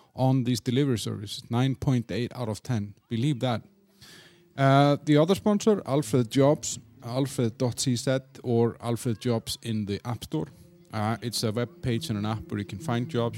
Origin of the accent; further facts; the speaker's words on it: Iceland; moved away as an adult; now in Czech Republic; I'm from Iceland